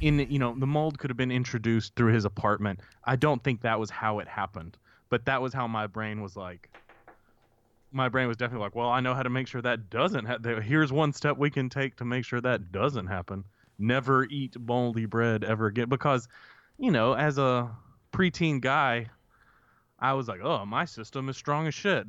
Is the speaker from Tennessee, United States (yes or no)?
no; Grenada, Mississippi, United States; I grew up in Grenada, right? So with access to Grenada Lake